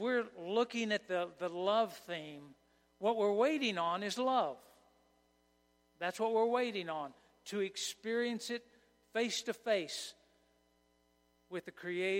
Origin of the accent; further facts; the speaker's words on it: Oklahoma, United States; moved away as an adult; also born or lived in Kansas; When I was raised in Oklahoma, I had never heard of Advent. And I moved to Kansas